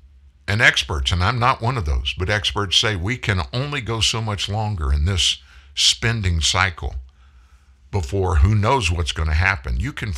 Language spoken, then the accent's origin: English; New York City, New York, United States; I'm from the Bronx.